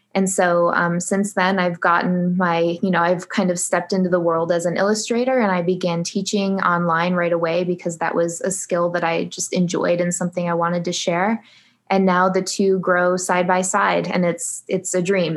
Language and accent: English; Michigan, United States; now in Phoenix, United States; right now I live in Phoenix, Arizona, though I'm originally from Michigan, so I'm a Midwest girl.